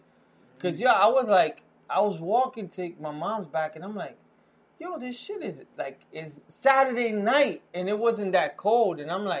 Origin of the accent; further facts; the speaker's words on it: New York City, New York, United States; moved away as an adult; also born or lived in New Jersey; old stories about growing up in the Heights.